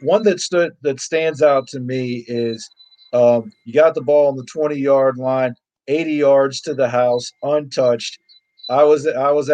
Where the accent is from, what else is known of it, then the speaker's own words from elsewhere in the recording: Northeast Ohio, United States; growing up in Northeast Ohio where I live